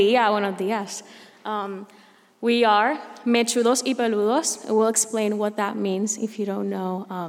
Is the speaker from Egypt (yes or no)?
no; Puerto Rico; I'm from Puerto Rico.